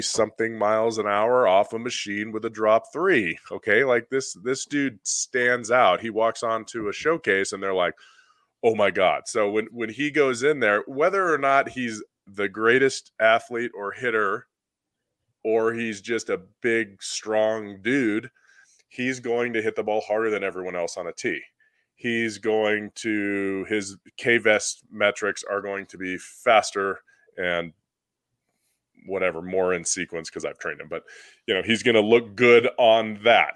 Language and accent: English; Southern California, United States; I grew up in Southern California once I was twelve years old and older